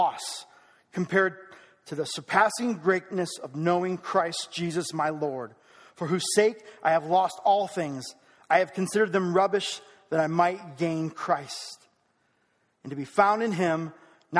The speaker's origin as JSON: {"language": "English", "country": "United States", "said": "I am proud to be an American"}